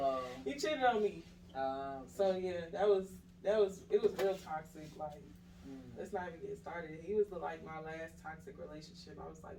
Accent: Atlanta, Georgia, United States; also born or lived in Brooklyn, New York; I'm originally from New York, Brooklyn, New York. Well, I was raised in Atlanta. I moved here when I was like 6 years old. So really, I'm raised here.

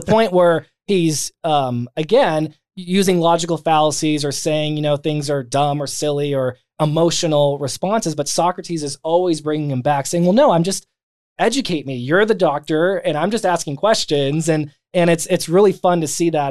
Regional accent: San Bernardino County, Southern California, United States; I was born and raised in Southern California. So, um, outside of Los Angeles, um, San Bernardino County

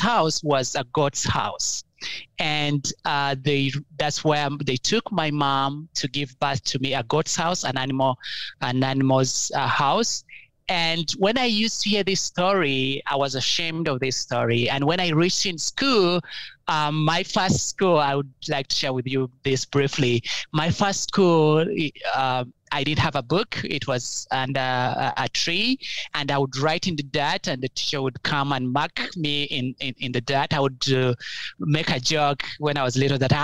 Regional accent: Uganda; growing up in Uganda was fun, but a little bit challenging

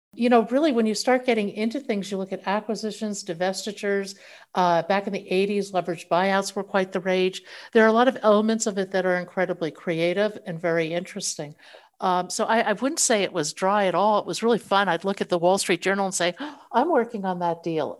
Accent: northern New Jersey, United States; I grew up in the States, uh, in northern New Jersey

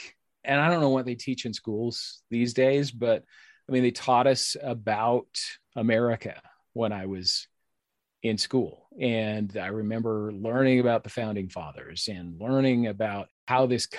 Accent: United States; I've just always had this intense pride of being American

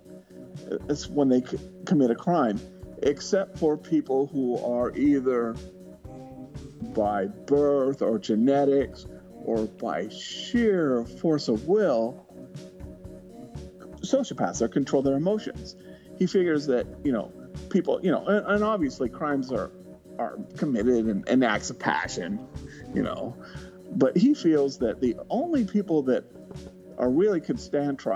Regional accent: California, United States; moved away; I grew up in the California area.

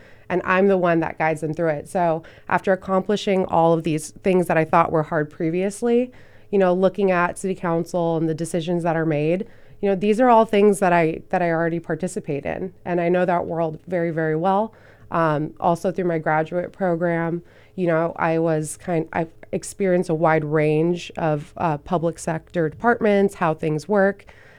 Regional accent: Thousand Oaks, California, United States; also born or lived in Van Nuys; now in Ventura, United States; So I was born in Van Nuys, moved around a lot. I ended up in Thousand Oaks, spent probably over a decade there. And then I came to Ventura about 5 years ago.

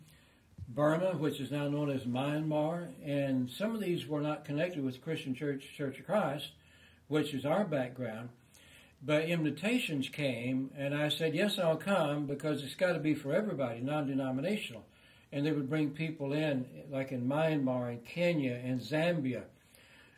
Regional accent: Kiamichi Mountains, southeast Oklahoma, United States; now in Tennessee, United States; I grew up in the Kamishi Mountains.

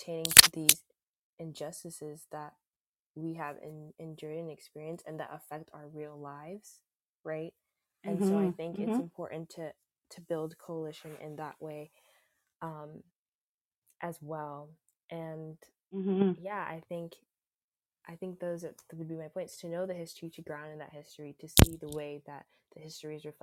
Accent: South Florida, United States; I'm actually the daughter of Jamaican immigrants, and I grew up in South Florida

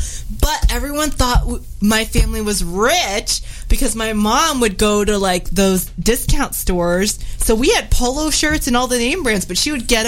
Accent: New Orleans, Louisiana, United States; And I'm from the South. I'm from New Orleans

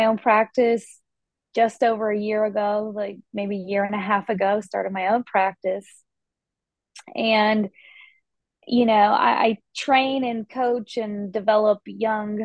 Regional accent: Asheville, North Carolina, United States; moved away; also born or lived in Boston; I grew up in Asheville, North Carolina, on the East Coast, and I was an athlete growing up

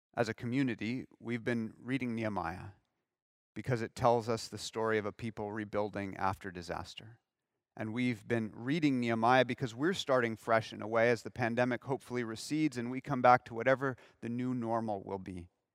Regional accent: Southern California, United States; moved away; I'm from Southern California

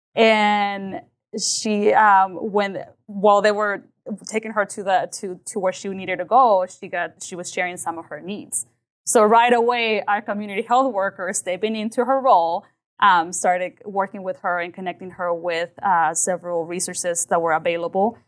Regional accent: Liberal, Kansas, United States; also born or lived in Mexico; I came specifically to Louisville, Kansas

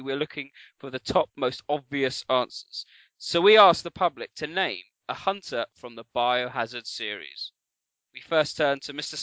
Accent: United Kingdom; we're all British

